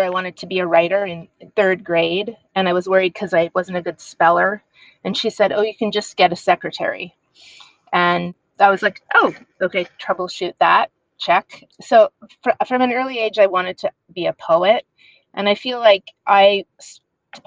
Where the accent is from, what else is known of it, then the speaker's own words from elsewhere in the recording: Montreal, Quebec, Canada; moved away; also born or lived in San Francisco / New York City; I'm Canadian, correct? I'm from Montreal, yes.